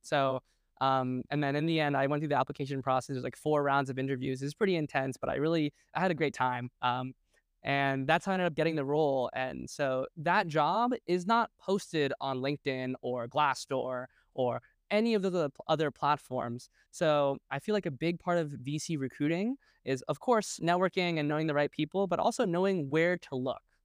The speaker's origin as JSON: {"language": "English", "town": "New York City", "region": "New York", "country": "United States", "tie": "born or raised there", "also_born_or_lived": "New Jersey", "said": "I spent, like, I, I, you know, ten, ten years in New York City, my parents moved out to Jersey, and I went to high school in Brooklyn"}